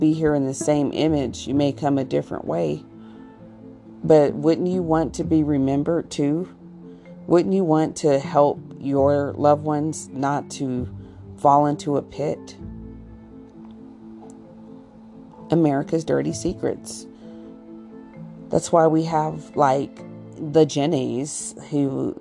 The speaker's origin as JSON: {"language": "English", "region": "Colorado", "country": "United States", "tie": "born or raised there", "said": "growing up in Colorado"}